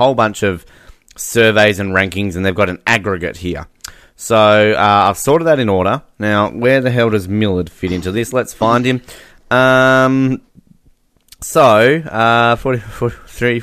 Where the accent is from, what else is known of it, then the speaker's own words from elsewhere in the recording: Australia; myself as an Australian